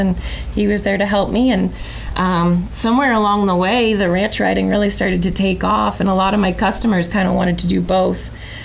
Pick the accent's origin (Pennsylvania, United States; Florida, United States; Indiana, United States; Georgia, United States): Florida, United States; Lady Lake; now in Ocala, United States; Originally I'm from Lady Lake, so not too far from here